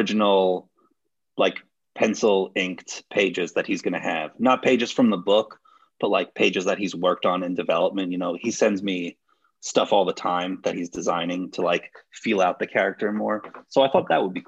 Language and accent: English; United States; I am American